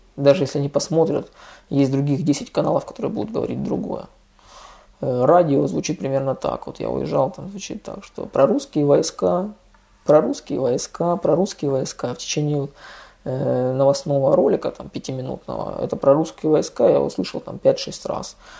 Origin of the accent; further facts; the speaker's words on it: Russia; now in Spain; мы из России